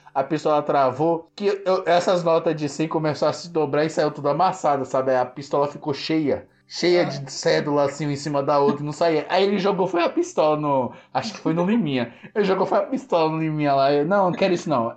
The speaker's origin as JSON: {"language": "Portuguese", "region": "São Paulo", "country": "Brazil", "said": "eu sou da quebrada, assim, uma favela, para quem não me conhece, né? Sou da, da região do Grajaú, extremo sul do Grajaú, ali da zona sul de São Paulo"}